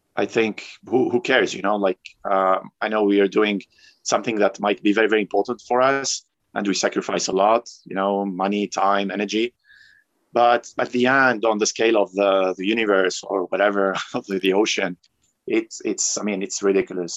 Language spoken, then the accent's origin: English; Tunisia; also born or lived in France / South America; now in Medellin, Colombia; I'm originally from Tunisia. I was born in France and raised in Tunisia, uh, but I've been living in South America for the last um, 16